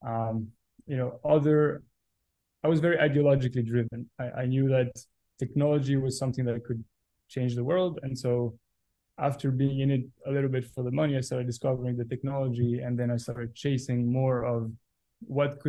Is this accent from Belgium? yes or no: yes; Belgium; Born and raised in Belgium. Lived my whole life there